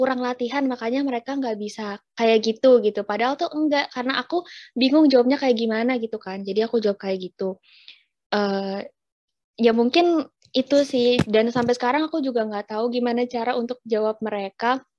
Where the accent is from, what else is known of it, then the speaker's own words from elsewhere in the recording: Java, Indonesia; Pernah pernah kak. Aku juga orang Jawa kok.